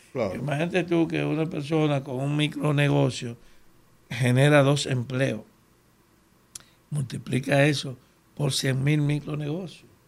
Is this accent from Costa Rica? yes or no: no; Dominican Republic; somos dominicanos